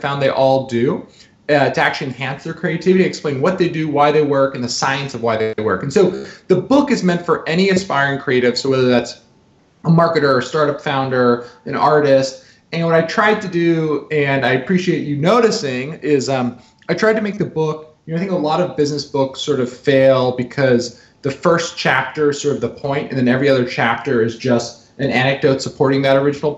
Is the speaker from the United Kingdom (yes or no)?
no; New Jersey, United States; I'm a kid from New Jersey